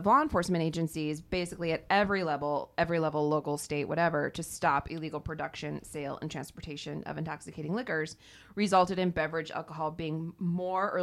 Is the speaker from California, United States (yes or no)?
no; Ohio, United States; in Ohio, I chose my home state